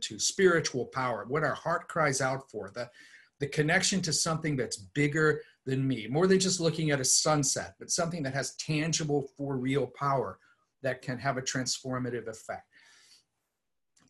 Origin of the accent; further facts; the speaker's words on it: East Coast, United States; I was raised on the East Coast in a liturgical suburban environment